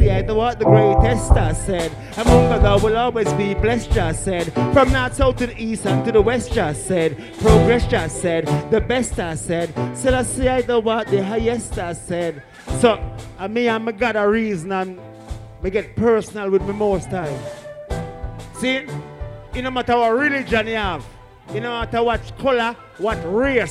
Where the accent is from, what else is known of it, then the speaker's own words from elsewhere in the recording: Jamaica; we are Jamaicans